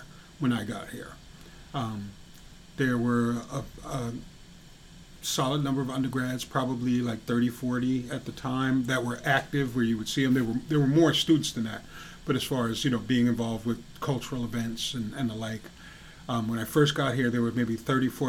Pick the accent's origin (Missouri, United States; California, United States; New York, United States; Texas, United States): New York, United States; moved away as an adult; now in Hadley, Massachusetts, United States; I grew up in New York, the city is only like 15, 20 minutes away.